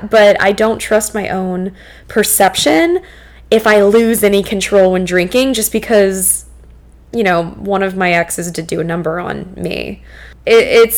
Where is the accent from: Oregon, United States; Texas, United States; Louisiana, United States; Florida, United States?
Louisiana, United States; New Orleans; I'm from New Orleans.